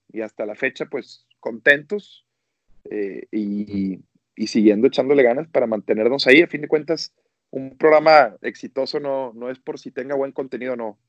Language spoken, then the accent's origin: Spanish; Monterrey, Nuevo León, Mexico; como buenos regios que somos